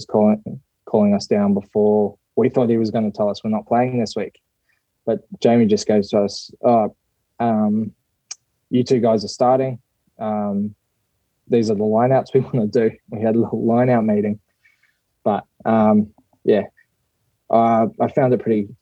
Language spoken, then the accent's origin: English; Australia; moved away as an adult; now in Japan; although I'm like Australian born